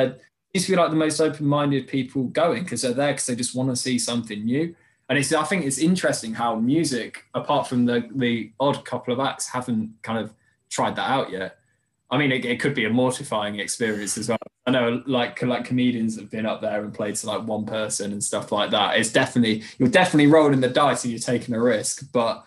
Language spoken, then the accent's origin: English; Derby, East Midlands, United Kingdom; moved away as an adult; also born or lived in Norwich / Colchester; we're from the Derby in the Midlands, and I'd moved down to Colchester a few years ago.